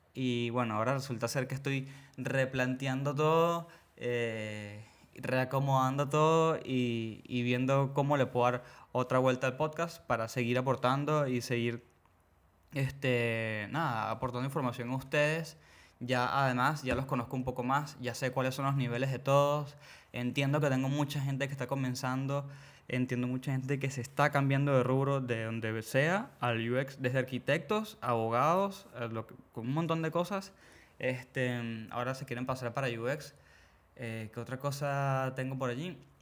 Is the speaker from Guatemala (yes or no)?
no; Venezuela; obviamente soy de Venezuela